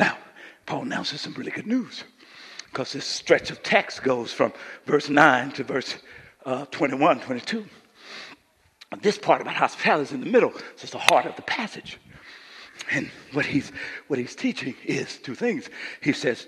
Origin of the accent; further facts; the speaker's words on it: Coushatta, Louisiana, United States; moved away; When I grew up in Coushatta, Louisiana